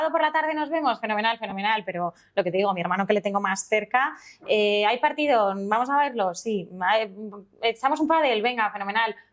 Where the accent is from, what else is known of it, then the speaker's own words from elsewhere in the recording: Madrid, Community of Madrid, Spain; now in Alcalá de Henares, Spain; a mí me encanta Madrid, soy una apasionadísima de Madrid. Alcalá me fui por motivos laborales después de haber vivido aquí toda mi vida